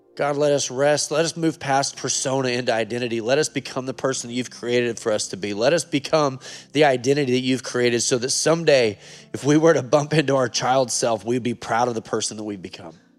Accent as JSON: {"language": "English", "region": "Oregon", "country": "United States", "said": "I'm from Oregon"}